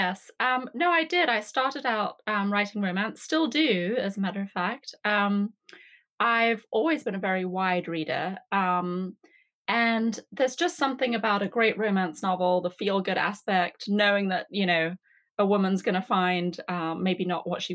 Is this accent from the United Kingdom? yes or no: yes; England, United Kingdom; now in Atlanta, United States; I grew up in England, as you can probably tell from my accent.